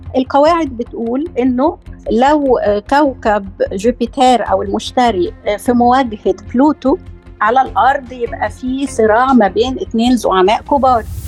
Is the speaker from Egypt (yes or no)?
yes; Egypt; عندنا في مصر